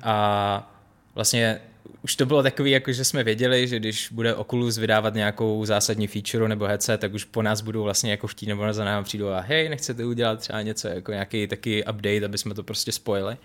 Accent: Czechia; moved away as an adult; also born or lived in Los Angeles, United States; jako Čech

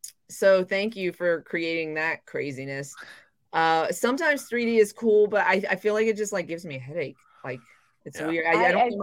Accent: the South, United States; also born or lived in Japan; I grew up in the South.

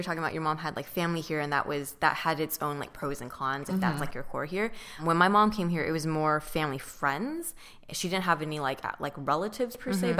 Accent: Orange County, California, United States; And we grew up in, or I grew up in Orange County

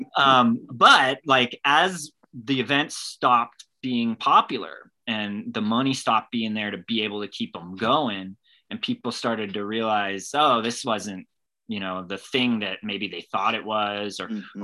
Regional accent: California, United States; I started out growing up in California, but my dad is from Scotland

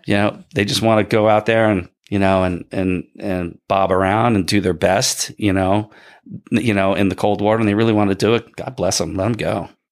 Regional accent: Bridgeton, New Jersey, United States; also born or lived in Ocean City, New Jersey; I grew up in Bridgeton

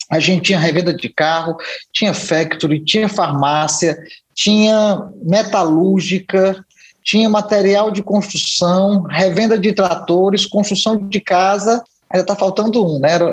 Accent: Tianguá, Ceará, Brazil; Mas o papai começou com o papai lá em Tianguá, né? nós somos de Tianguá e começou em Tianguá.

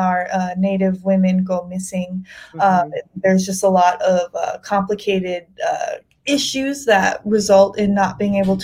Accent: South Dakota, United States; moved away as an adult; now in Eureka, United States; I was born and raised in South Dakota and moved out to the West Coast for graduate school. I'm now living in Eureka, California

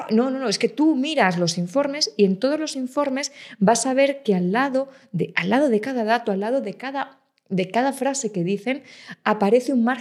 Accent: Ávila, Castile and León, Spain; yo soy de Ávila, el chuletón de Ávila, ¿cómo, cómo no me voy a tomar un chuletón

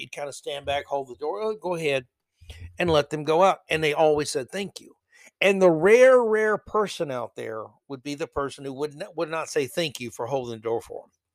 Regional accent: New York City, New York, United States; I'm from New York City

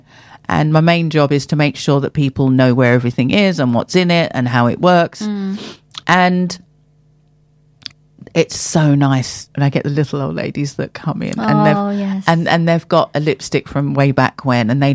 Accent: Hillingdon, London, United Kingdom; growing up as I grew up in Hillingdon, Middlesex

